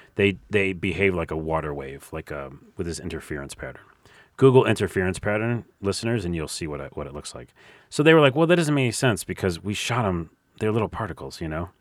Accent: New York, United States; I'm from New York.

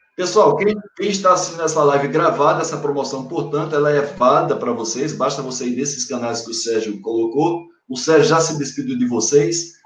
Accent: Paraíba, Brazil; moved away; also born or lived in Bahia; Sou paraibano, mas tenho um pedacinho meu da Bahia

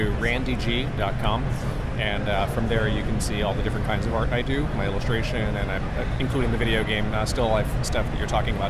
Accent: California, United States; I'm from California, so Sacramento is not far for me.

